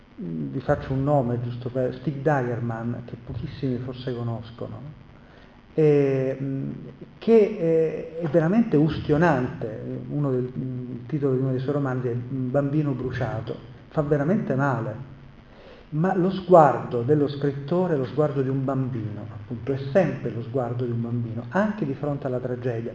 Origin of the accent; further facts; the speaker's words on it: Messina, Sicily, Italy; io sono siciliano e messinese